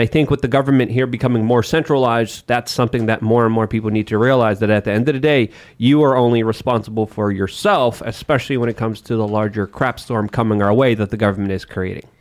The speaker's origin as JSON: {"language": "English", "country": "Poland", "tie": "born or raised there", "moved": "yes", "said": "growing up in Poland"}